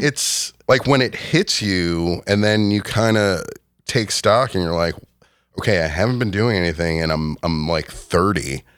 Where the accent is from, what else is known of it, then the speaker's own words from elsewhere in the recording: Rockland County, New York, United States; moved away as an adult; also born or lived in Westchester, New York / Rhinebeck, New York; I grew up in Rockland County